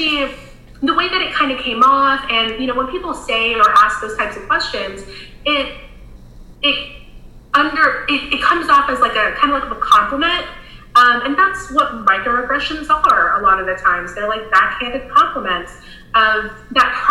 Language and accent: English; Florida, United States; now in South Carolina, United States; When I grew up in Florida. When I moved to South Carolina